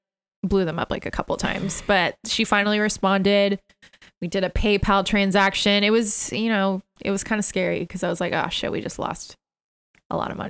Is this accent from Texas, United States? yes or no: yes; San Antonio, Texas, United States; now in New York, United States; we're both from San Antonio, Texas.